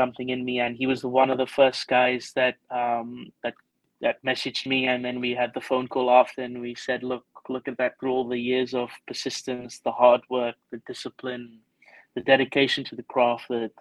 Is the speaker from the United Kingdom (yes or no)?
yes; England, United Kingdom; moved away as an adult; also born or lived in Stellenbosch, South Africa / Aberdeen, Scotland; now in South Africa; growing up in England as a junior and amateur, I was always the only non-white player there